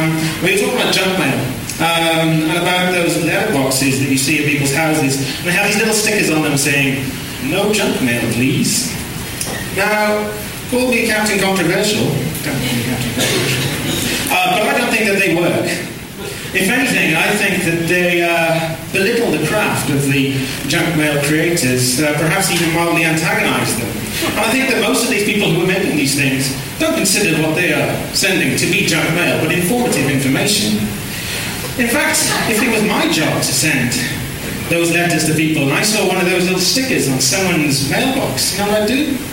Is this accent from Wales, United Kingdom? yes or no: yes; Wales, United Kingdom; It's a strange experience when I go back to my hometown in Wales, in the UK.